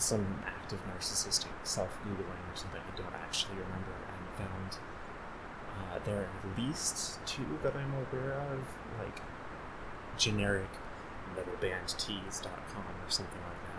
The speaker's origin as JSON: {"language": "English", "town": "Chicago", "region": "Illinois", "country": "United States", "also_born_or_lived": "Indiana", "accent": "Chicago", "said": "I normally talk like someone from Chicago"}